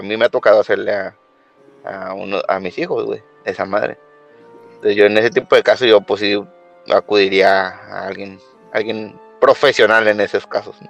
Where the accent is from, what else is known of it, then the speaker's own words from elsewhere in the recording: Jalisco, Mexico; soy de Jalisco